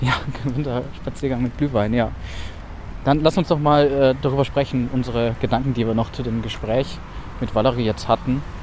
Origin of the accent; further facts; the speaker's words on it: Swabia, Baden-Württemberg, Germany; accent: Swabian; moved away; also born or lived in Munich; Also ich komme ja aus Baden-Württemberg, aus Schwaben, wie man vielleicht hm mir auf jeden Fall äh, anhört